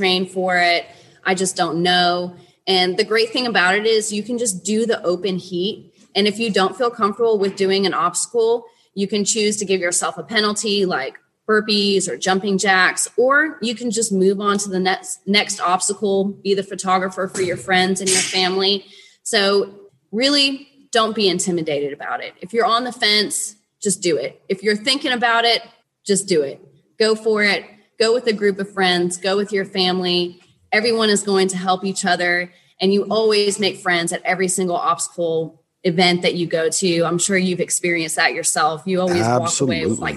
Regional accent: Chattanooga, Tennessee, United States; Chattanooga, Tennessee, which is my hometown

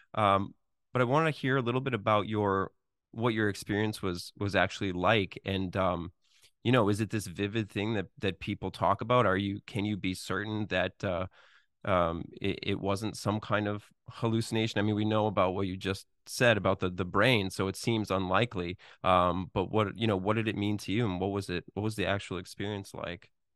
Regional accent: Boston, Massachusetts, United States; Boston. That's my hometown

